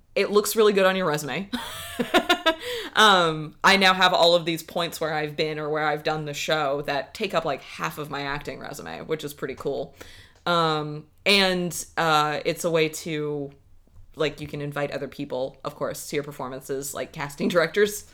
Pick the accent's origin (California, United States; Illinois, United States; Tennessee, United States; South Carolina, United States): South Carolina, United States; moved away as an adult; now in Seattle, United States; I grew up in South Carolina